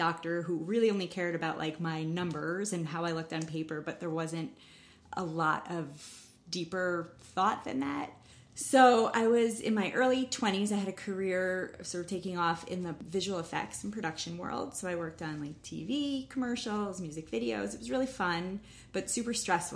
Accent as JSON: {"language": "English", "town": "New Rochelle", "region": "New York", "country": "United States", "tie": "born or raised there", "said": "I grew up in Westchester, New Rochelle"}